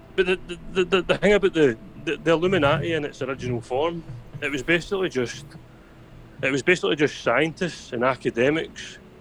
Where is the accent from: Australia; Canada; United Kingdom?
United Kingdom; Scotland; I'm Scottish